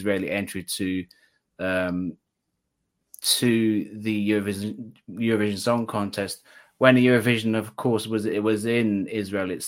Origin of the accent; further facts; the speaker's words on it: Wales, United Kingdom; at least one from my home country, um, which is Wales.